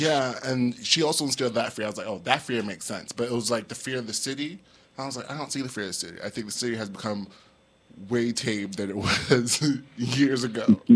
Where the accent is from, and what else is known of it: New York, United States; born or raised there